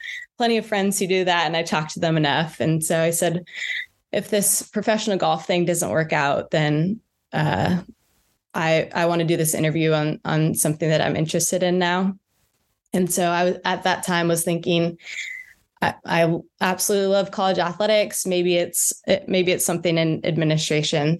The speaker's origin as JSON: {"language": "English", "region": "Northern California", "country": "United States", "tie": "born or raised there", "also_born_or_lived": "Evanston, Illinois / Frisco, Texas", "moved": "as an adult", "said": "I grew up in Northern California."}